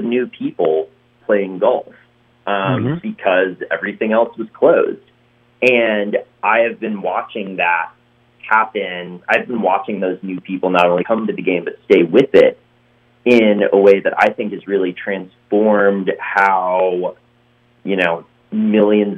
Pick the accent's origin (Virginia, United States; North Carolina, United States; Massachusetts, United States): North Carolina, United States; Western; moved away as an adult; also born or lived in New York / Los Angeles; I grew up playing golf, and I'm from Western North Carolina